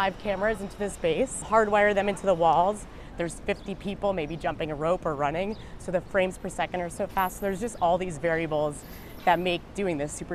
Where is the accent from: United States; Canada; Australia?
United States; Long Island, New York; I was born in Long Island, so pretty close to the city.